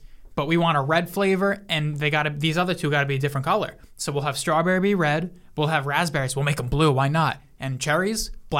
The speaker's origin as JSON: {"language": "English", "town": "Mount Vernon", "country": "United States", "said": "I came from Mount Vernon"}